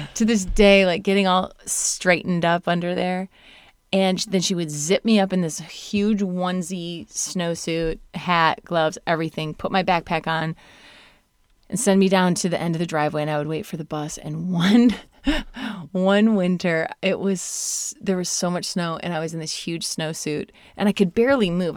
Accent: Indiana, Southwest Michigan / South Bend, United States; moved away; I'm from Southwest Michigan and Notre Dame, South, South Bend, Indiana

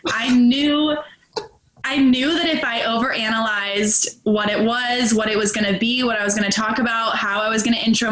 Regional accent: Charlotte, North Carolina, United States; moved away as an adult; also born or lived in Arizona; now in Charleston, United States; I'm from Charlotte, North Carolina. I'm in Charleston now

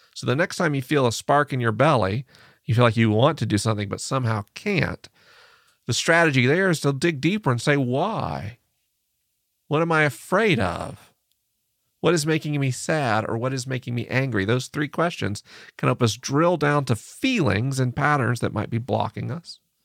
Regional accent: United States; I'm an American man

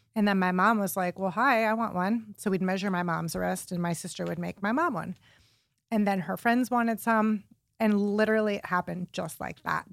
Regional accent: Warren, Ohio, United States; now in Cleveland, United States; I grew up in Warren, Ohio, which is like a suburb of Cleveland

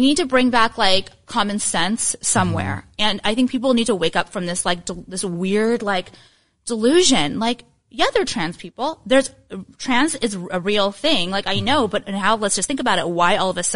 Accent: Orange County, California, United States; also born or lived in Los Angeles; I grew up in Orange County

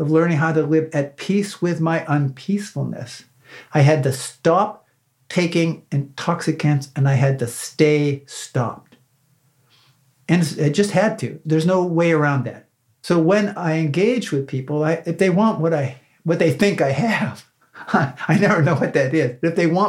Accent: Northwest Pennsylvania, United States; I grew up in Northwest Pennsylvania

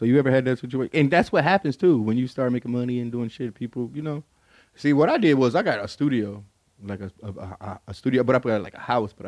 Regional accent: Detroit, Michigan, United States; growing up in Detroit, we have a real segregated community

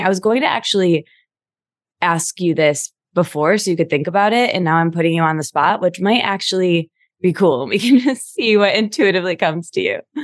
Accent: Midwest, United States; I'm from the Midwest

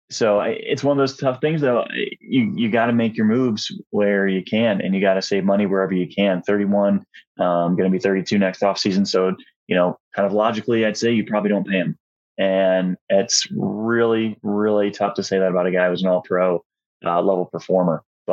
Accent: Rochester, New York, United States; moved away; also born or lived in Ohio; So I actually grew up in Rochester, New York.

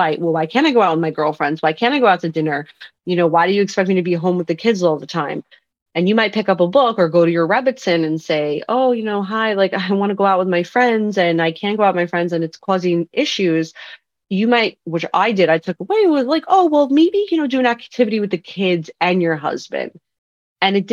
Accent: Long Island, New York, United States; moved away as an adult; now in Brooklyn, United States; I'm from Long Island.

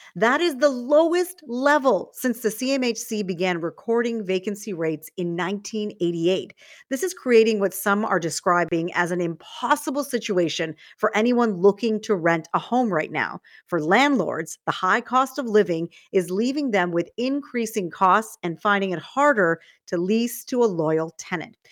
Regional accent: Toronto, Ontario, Canada; I grew up in Scarborough

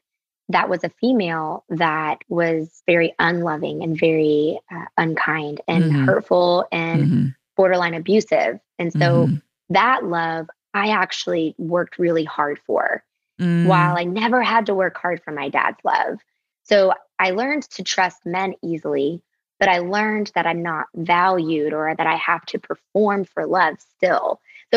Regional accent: the South, United States; I grew up in the South, but both of my parents are from the North

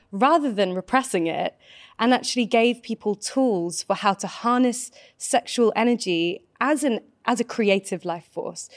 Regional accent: United Kingdom; I grew up just outside of London, actually, in the countryside.

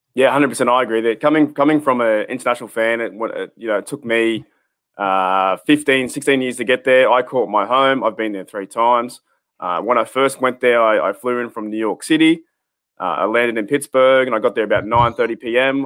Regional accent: Australia; as an Australian fan, coming from so far away

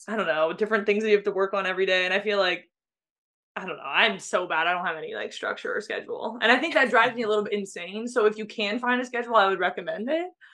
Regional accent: San Diego, California, United States; I grew up in San Diego

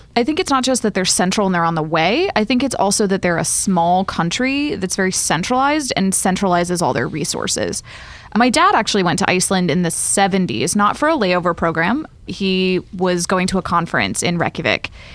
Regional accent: Raleigh, North Carolina, United States; now in New York, United States; I'm from Raleigh

